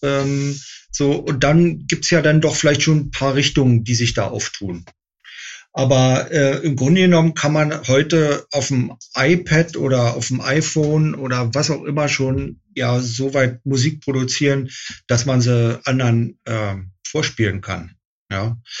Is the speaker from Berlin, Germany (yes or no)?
yes; Berlin, Germany; born or raised there